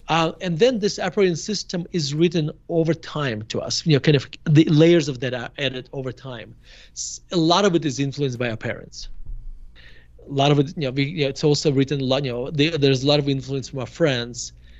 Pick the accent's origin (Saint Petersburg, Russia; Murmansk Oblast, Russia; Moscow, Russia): Murmansk Oblast, Russia; Murmansk; moved away as an adult; now in United States; So I grew up in Murmansk in a Jewish family. And we moved to United States in 1991. I was 18 years old. So you can argue that I spent my f- formidable years in Russia